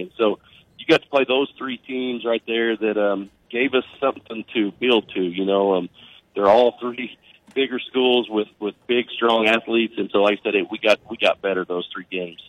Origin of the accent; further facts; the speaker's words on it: Oklahoma, United States; growing up in Oklahoma